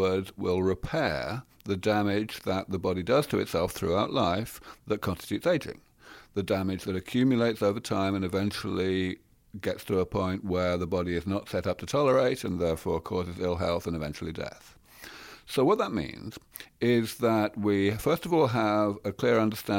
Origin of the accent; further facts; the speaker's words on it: England, United Kingdom; I'm from England, you see. We have a civilized